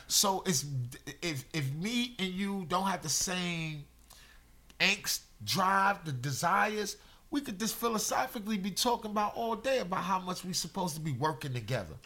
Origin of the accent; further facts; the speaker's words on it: New York City, New York, United States; I'm from Brooklyn. I I grew up out in the streets.